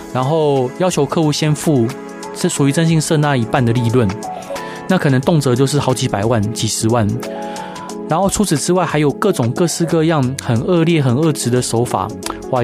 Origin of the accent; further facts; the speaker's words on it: Taiwan; 我们台湾人是那么的，那么的灵活，然后又那么的，那么的会想